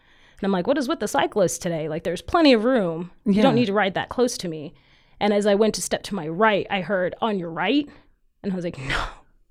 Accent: Caldwell, Idaho, United States; I was born actually in Caldwell, but like my family's always lived in Idaho. I was kind of raised here.

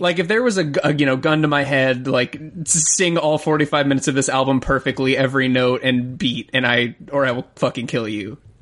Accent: Florida, United States; I'm also a Southern gentleman. I'm from Florida

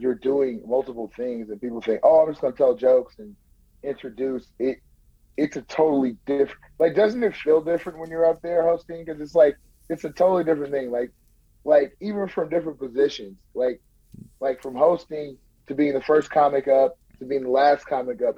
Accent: Bay Area, California, United States; now in Turlock, United States; I'm I'm born and raised in the Bay Area, and I just moved uh, to Turlock, California, in my grandmother's house

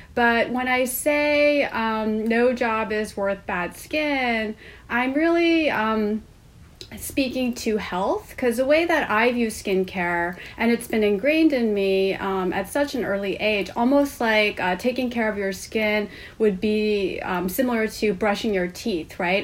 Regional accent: Seoul, South Korea; moved away as an adult; now in United States; I grew up in Seoul, Korea

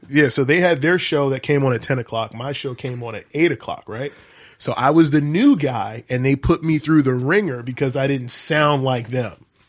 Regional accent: Philadelphia, Pennsylvania, United States; born and raised in West Philadelphia

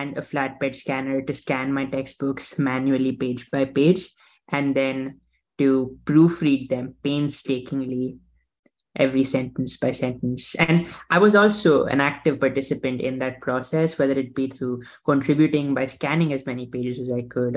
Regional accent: Mumbai, Maharashtra, India; now in United States; I was born in Mumbai, India, and I have an elder sister. I have my parents, all of whom are still back at home there

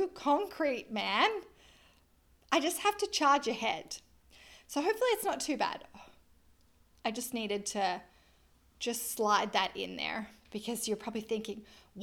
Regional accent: Australia; I am an Australian lizard

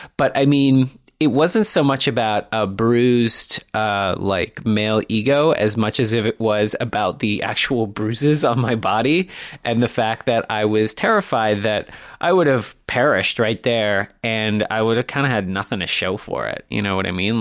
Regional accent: Toronto, Ontario, Canada; moved away as an adult; also born or lived in Montreal; I grew up in the, uh, in the beautiful city of Toronto. Yeah, I guess I grew up in North Toronto

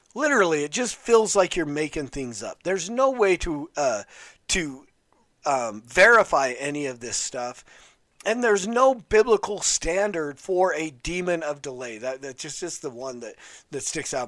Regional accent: West Valley City, Utah, United States; When I was growing up in West Valley City, Utah

